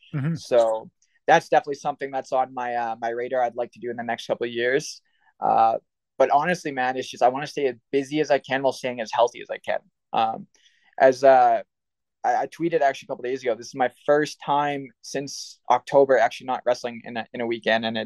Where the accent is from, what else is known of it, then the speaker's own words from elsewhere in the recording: Winnipeg, Manitoba, Canada; coming out to that big of an ovation from my hometown